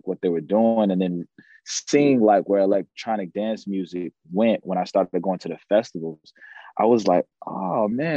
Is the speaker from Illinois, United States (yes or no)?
yes; Chicago, Illinois, United States; growing up in Chicago